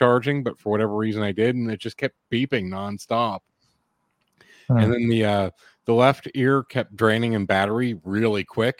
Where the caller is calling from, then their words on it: Hershey, Pennsylvania, United States; calling from Hershey, Pennsylvania.